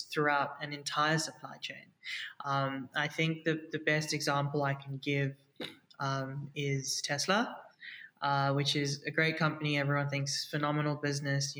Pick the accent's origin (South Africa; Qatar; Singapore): South Africa; also born or lived in India; I was born in India, but raised in South Africa.